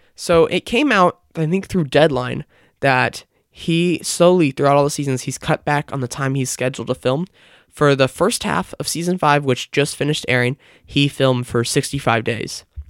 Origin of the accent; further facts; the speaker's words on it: Kansas City, Missouri, United States; Kansas City, Missouri, which is my hometown